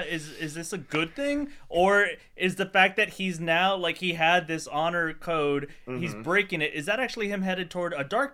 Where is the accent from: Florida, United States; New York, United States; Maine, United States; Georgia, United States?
Florida, United States; Miami; I grew up in Miami and in Florida